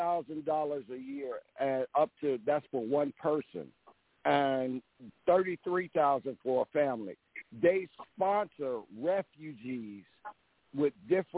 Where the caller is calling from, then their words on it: DeKalb, Illinois, United States; I am calling you from DeKalb, Illinois.